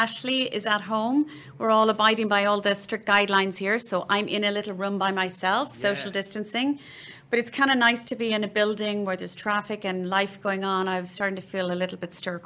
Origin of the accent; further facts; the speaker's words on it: Cork, Munster, Ireland; I was born and raised in Cork